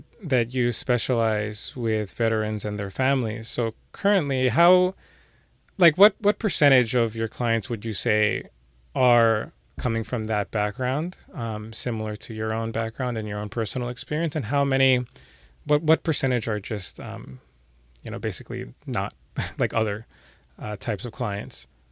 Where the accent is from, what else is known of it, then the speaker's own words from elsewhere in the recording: New York City, New York, United States; I'm from New York City